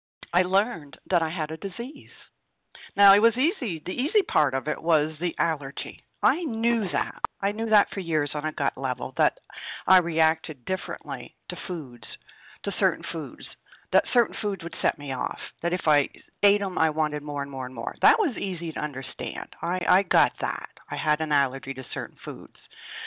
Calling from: Vermont, United States; I am calling you from Vermont.

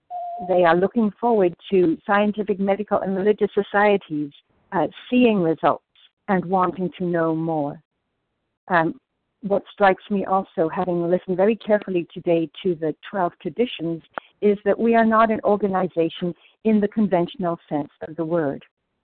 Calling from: New Jersey, United States; in New Jersey.

